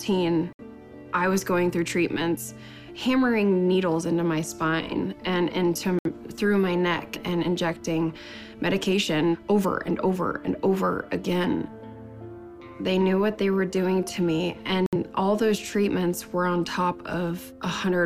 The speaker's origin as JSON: {"language": "English", "region": "Nebraska", "country": "United States", "tie": "born or raised there", "said": "Growing up in Nebraska was great"}